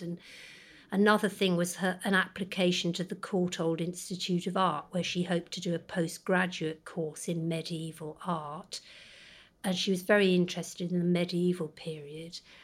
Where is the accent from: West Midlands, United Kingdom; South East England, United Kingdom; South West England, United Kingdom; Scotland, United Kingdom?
South West England, United Kingdom; the Cotswolds, Gloucestershire; we grew up in the Cotswolds